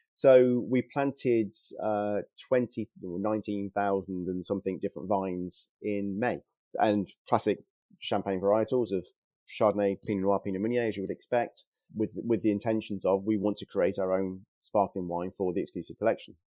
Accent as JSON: {"language": "English", "town": "Worcester", "region": "West Midlands", "country": "United Kingdom", "said": "I'm from Worcester originally"}